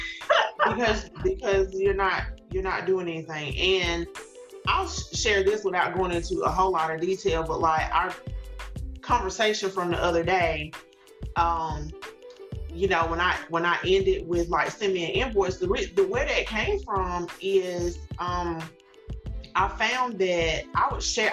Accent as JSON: {"language": "English", "area": "small town about an hour from Greenville", "region": "South Carolina", "country": "United States", "tie": "born or raised there", "said": "I, grew up in a in a small town, had worked in a small town, um, local to you know Greenville, not that far, maybe about an hour away, but still, it's my hometown"}